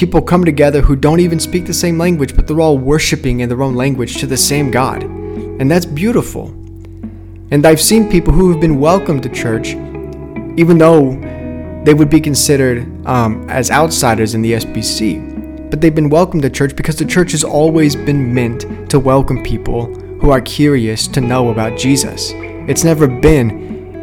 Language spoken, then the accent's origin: English; Arkansas, United States; also born or lived in New York; I'm from Arkansas